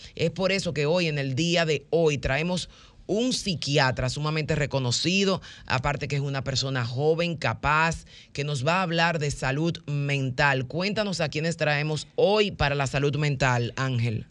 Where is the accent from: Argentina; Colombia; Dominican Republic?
Dominican Republic; como buenos caribeños, que siempre tenemos este temperamento